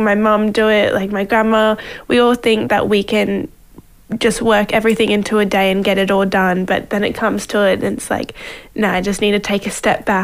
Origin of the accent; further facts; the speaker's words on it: Queensland, Australia; Even being a Queenslander